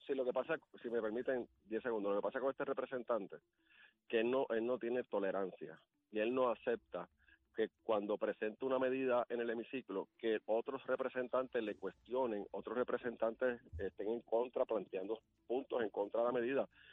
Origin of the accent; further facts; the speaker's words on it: Ciales, Puerto Rico; yo soy de Ciales